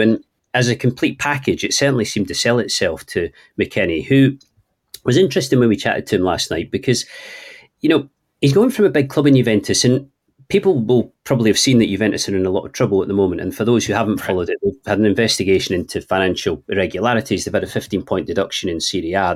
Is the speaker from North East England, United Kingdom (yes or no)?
no; Scotland, United Kingdom; accent: Scottish (implied by Trainspotting reference); apologies to people for my accent